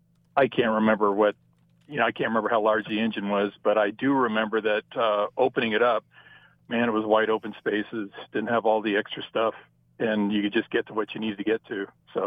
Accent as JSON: {"language": "English", "town": "Torrance", "region": "California", "country": "United States", "tie": "born or raised there", "said": "I grew up in SoCal, a place called Torrance."}